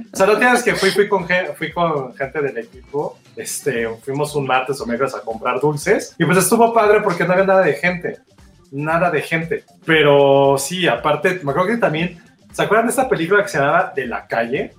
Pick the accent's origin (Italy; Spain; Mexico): Mexico